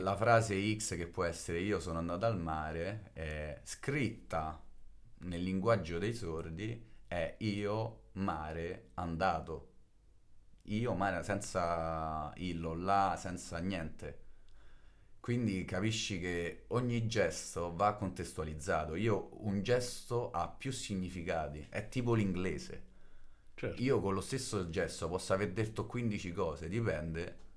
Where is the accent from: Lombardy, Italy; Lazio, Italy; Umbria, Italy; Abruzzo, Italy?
Lazio, Italy; Rome; first language Italian Sign Language; vengo da Roma